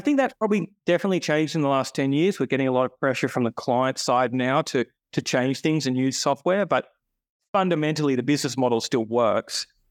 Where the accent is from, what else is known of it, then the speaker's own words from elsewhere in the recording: Sydney, New South Wales, Australia; Born and bred, Sydney boy